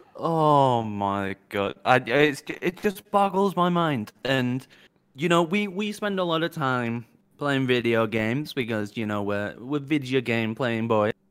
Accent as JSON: {"language": "English", "country": "United Kingdom", "said": "as a Brit"}